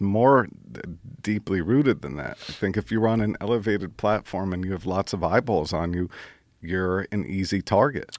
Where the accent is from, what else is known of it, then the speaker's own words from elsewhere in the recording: Brooklyn, New York, United States; I didn't have a, a dad growing up in Brooklyn